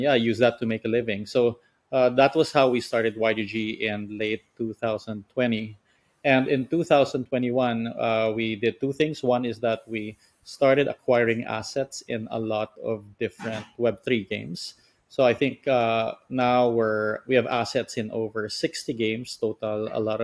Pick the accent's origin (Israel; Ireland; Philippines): Philippines; I'm from the Philippines.